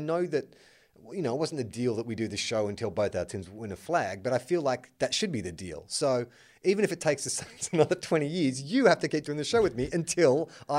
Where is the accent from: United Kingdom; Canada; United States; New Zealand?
New Zealand; as a New Zealander, it is a huge movie here